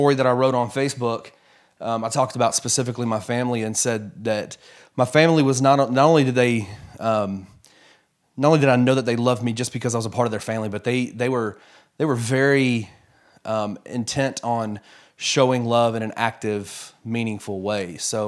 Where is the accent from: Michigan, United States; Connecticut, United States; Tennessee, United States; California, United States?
Tennessee, United States; Memphis; also born or lived in Fort Worth, United States; Yeah, so I was born in Fort Worth, Texas. My dad was in seminary when I was born. My entire extended family is actually from Memphis. So within about a year and a half, I think we were back in Memphis